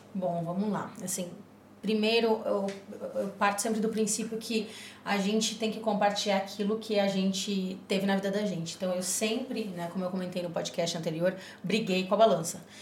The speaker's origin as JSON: {"language": "Portuguese", "region": "Rio Grande do Sul", "country": "Brazil", "said": "eu sou do Rio Grande do Sul"}